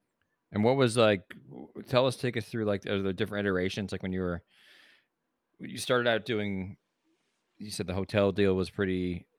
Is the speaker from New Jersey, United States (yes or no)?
yes; New Jersey, United States; now in Bay Area, United States; I grew up in New Jersey.